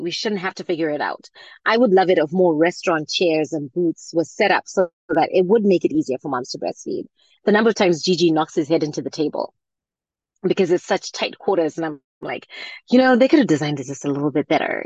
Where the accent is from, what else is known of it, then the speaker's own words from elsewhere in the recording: Zimbabwe; moved away; I grew up in Zimbabwe